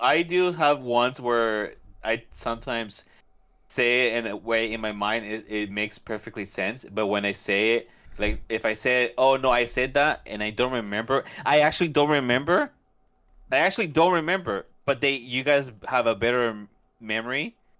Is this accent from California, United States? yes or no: yes; California, United States; moved away; also born or lived in Central America; I grew up in California somewhat